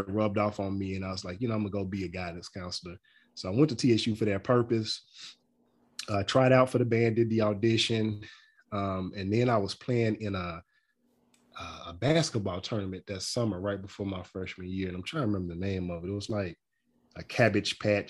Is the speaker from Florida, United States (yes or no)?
no; Louisville, Kentucky, United States; moved away as an adult; now in Nashville, United States; I'm originally from Louisville, Kentucky, born and raised in Louisville, Kentucky